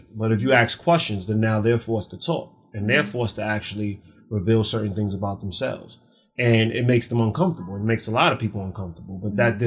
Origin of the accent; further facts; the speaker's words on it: New York City, New York, United States; I grew up in Spanish Harlem.